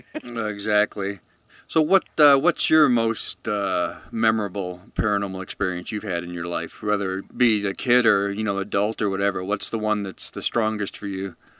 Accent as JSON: {"language": "English", "town": "Chicago", "region": "Illinois", "country": "United States", "said": "we're both from the Chicago area"}